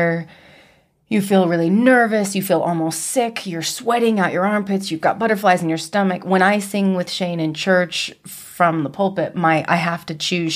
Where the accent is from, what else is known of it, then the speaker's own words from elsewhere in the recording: Utah, United States; Mostly from Utah, and I'm the youngest of a big family